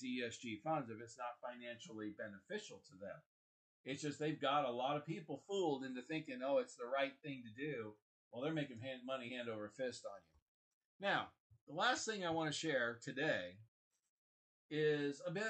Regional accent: Kansas City, Missouri, United States; also born or lived in Washington, D.C.; I grew up in Kansas City, Missouri

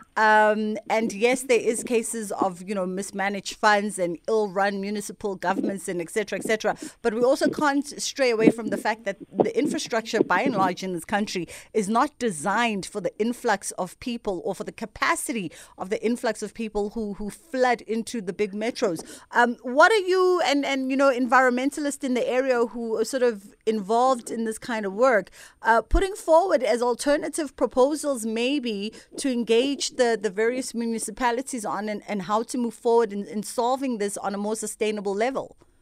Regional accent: Durban, KwaZulu-Natal, South Africa; I'm from Durban

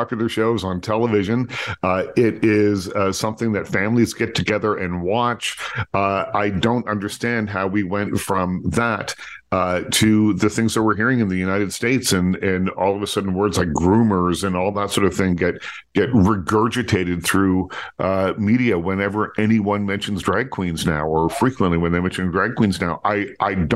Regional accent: Nova Scotia, Canada; now in Toronto, Canada; I grew up in Nova Scotia

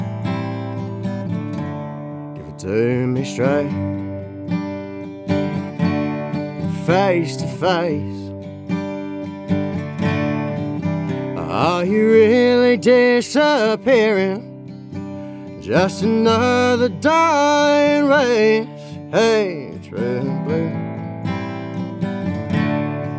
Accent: Ipswich, Queensland, Australia; also born or lived in Logan; now in Stanthorpe, Australia; I grew up in Ipswich

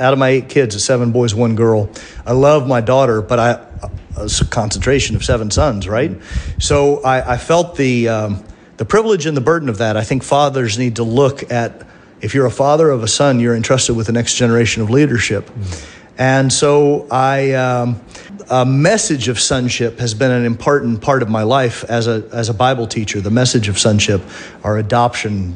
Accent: Tulsa, Oklahoma, United States; moved away; also born or lived in Kansas City; I was born in Tulsa, Oklahoma

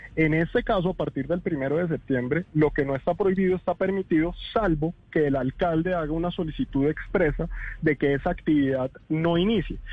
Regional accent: Colombia; como los colombianos somos de expresivos

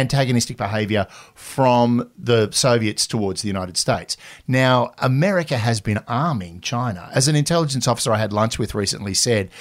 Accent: Australia; we're Australian

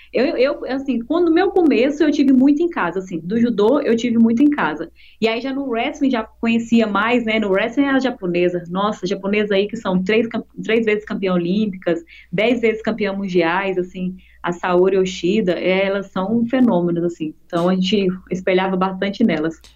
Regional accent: Goianésia, Goiás, Brazil; Eu sou do interior de Goiás, de Goianésia

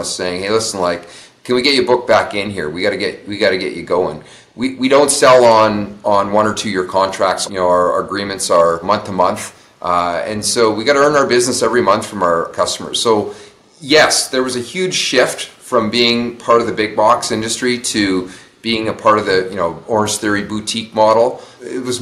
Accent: St. Albert, Alberta, Canada; we opened our first studio in St. Albert, Alberta, which is my hometown

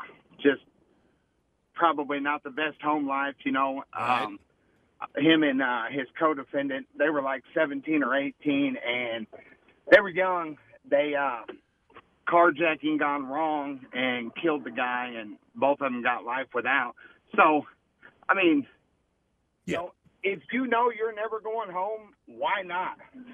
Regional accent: Edgerton, Kansas, United States; I grew up in Edgerton, Kansas

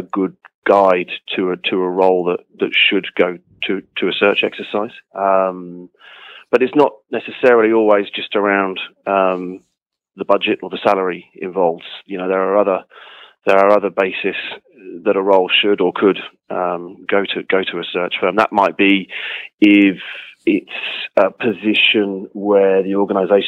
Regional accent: West Country, South West England, United Kingdom; I grew up in the West Country in England

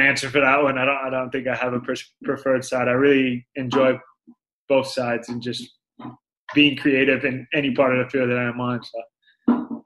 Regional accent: Florida, United States; moved away as an adult; now in Phoenix, United States; I was born and raised in Florida

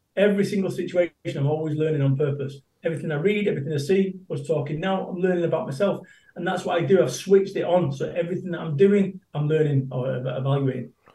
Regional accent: Salford, North West England, United Kingdom; moved away as an adult; also born or lived in Somerset; I moved away from Salford, my home of 21 years, and I moved to Somerset

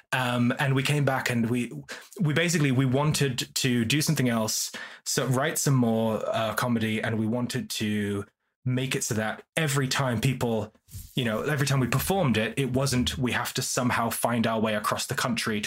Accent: Leeds, Yorkshire and the Humber, United Kingdom; now in Oxford, United Kingdom; I'm from Leeds in the north, which is a great city

